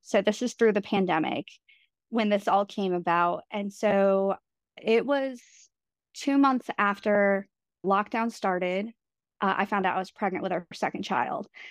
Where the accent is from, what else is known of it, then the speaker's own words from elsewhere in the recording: New York, United States; my husband's from Vermont, I'm from New York